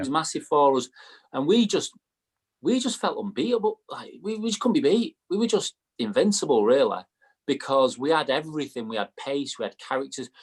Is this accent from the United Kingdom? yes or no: yes; Manchester, North West England, United Kingdom; moved away; I was from Manchester